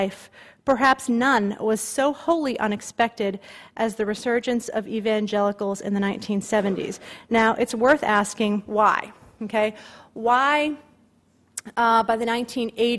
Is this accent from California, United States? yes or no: no; Massachusetts, United States; moved away; I'm from Massachusetts. I don't live in Massachusetts, but for some reason I always still read the Boston Globe every day. You just sort of can't help it. You're connected where your roots are